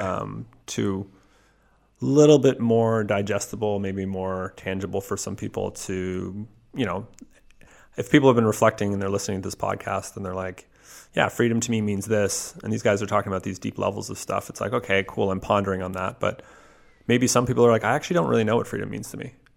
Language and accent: English; Canada; as a Canadian